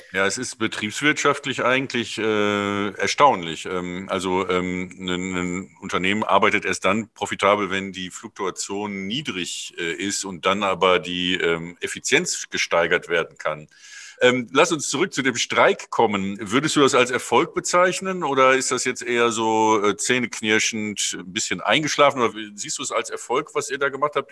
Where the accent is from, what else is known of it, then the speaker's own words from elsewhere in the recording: Cologne, North Rhine-Westphalia, Germany; in meiner Heimatstadt Köln